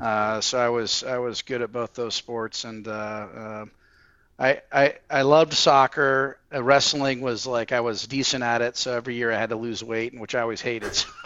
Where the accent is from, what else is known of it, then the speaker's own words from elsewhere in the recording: Fort Wayne, Indiana, United States; also born or lived in Kansas City, Missouri; we moved to Fort Wayne, Indiana when I was about eight years old